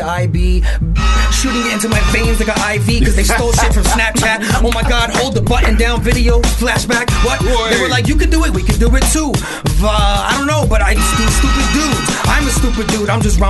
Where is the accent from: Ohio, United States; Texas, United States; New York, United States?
New York, United States; New York City; also born or lived in Bayamón, Puerto Rico (ancestry); I'm from Brooklyn, but my family's from Bayamón.